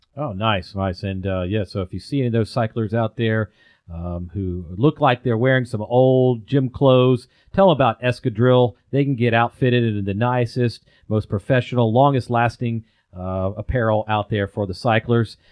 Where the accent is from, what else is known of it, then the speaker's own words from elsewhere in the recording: Atlanta, Georgia, United States; now in Chattanooga, United States; I'm a guy who was born and raised in Atlanta